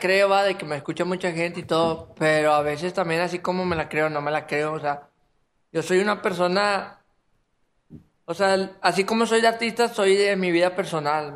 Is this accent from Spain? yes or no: no; Apodaca, Nuevo León, Mexico; soy de Apodaca